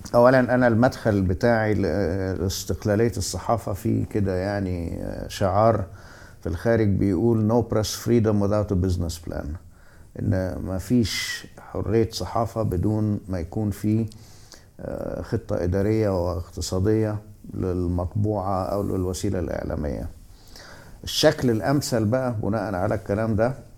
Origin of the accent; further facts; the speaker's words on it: Alexandria, Alexandria Governorate, Egypt; انا نشأت في اسكندريه